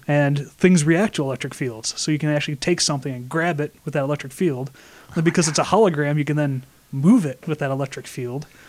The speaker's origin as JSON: {"language": "English", "town": "Flint", "region": "Michigan", "country": "United States", "moved": "yes", "lives_now": "Rochester, United States", "said": "I'm from Flint, Michigan"}